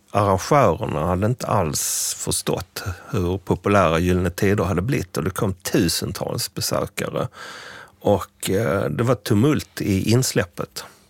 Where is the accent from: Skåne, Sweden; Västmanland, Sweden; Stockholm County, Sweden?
Skåne, Sweden; Scania countryside; i den by på den skånska landsbygden där jag växte upp